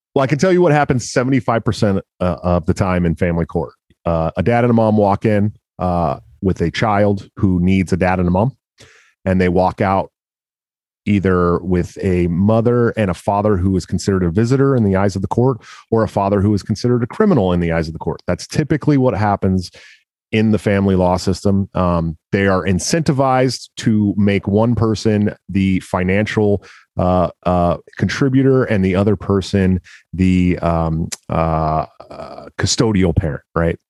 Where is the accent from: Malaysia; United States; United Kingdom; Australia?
United States; Washington; that's my home state